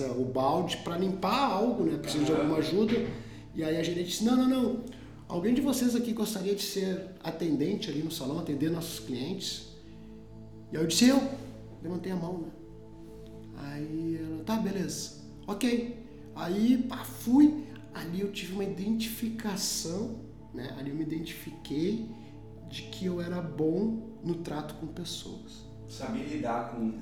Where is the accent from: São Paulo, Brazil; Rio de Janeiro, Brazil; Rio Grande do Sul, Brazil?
Rio Grande do Sul, Brazil; Porto Alegre; eu venho do bairro Restinga, né? Aqui é, é, um, é um bairro periférico de Porto Alegre, né? Uh, aonde lá eu, eu comecei a, a minha vida